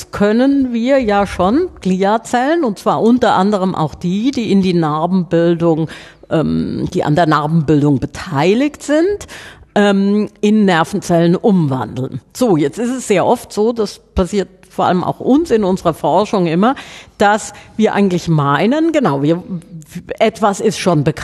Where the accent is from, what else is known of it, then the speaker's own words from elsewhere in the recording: Southern Germany, Germany; das auseinanderzufieseln, wie man bei uns in Süddeutschland sagt.